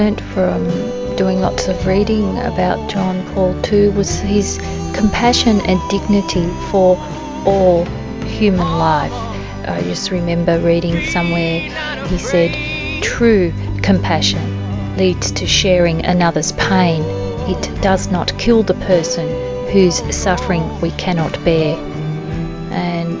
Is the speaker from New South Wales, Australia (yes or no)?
yes; Sydney, New South Wales, Australia; I'm from Sydney, Australia.